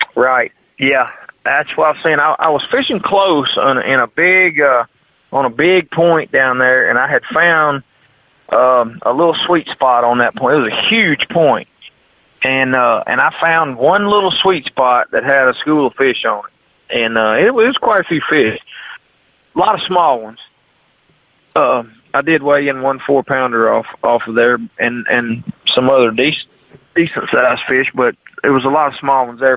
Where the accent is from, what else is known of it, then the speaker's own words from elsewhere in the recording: United States; I'm from Mississippi River where you get a you get a jig bite in a willow bush